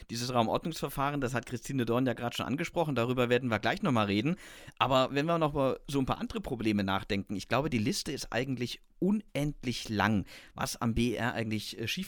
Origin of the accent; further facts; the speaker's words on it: Stuttgart, Baden-Württemberg, Germany; als Stuttgarter